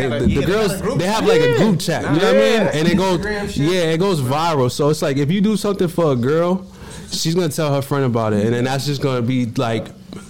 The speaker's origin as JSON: {"language": "English", "town": "Cambridge", "region": "Massachusetts", "country": "United States", "tie": "born or raised there", "also_born_or_lived": "Malden", "said": "I'm from North Cambridge."}